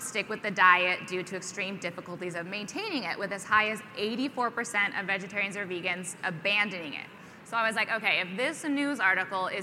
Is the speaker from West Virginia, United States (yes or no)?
no; Montana, United States; moved away; also born or lived in Nebraska; Montana, which is originally where I'm from